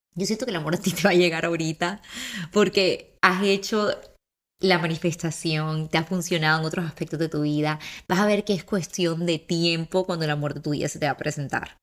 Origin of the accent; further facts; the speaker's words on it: Barranquilla, Atlántico, Colombia; Tengo 23 años y soy de Barranquilla.